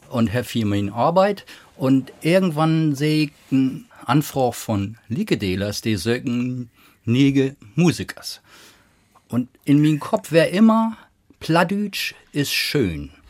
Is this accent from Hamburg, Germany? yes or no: no; Lower Saxony, Germany; moved away; Ich bin ja groß geworden auf dem Burenhof äh, in Niedersachsen. Mein Öllern und mein Ole Bruder, der hat Platznack zu Hus. Und ich habe noch einen Twinningsbruder, wie beiden wie mit Hochdeutsch snacken.